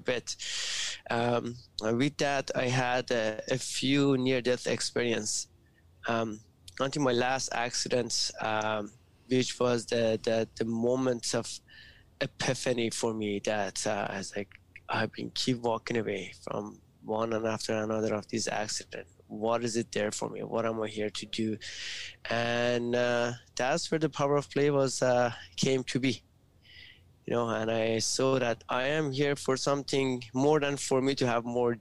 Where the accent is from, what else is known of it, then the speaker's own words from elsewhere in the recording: Iran; moved away; I was born in Iran, and first 6 years of my life, it was during the Iran and Iraq war